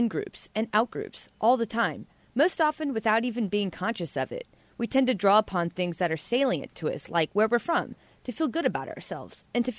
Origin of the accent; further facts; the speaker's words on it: Kansas City, Missouri, United States; I'm quick to correct people who misidentify me as a Kansan, saying, no, I'm from Kansas City, Missouri.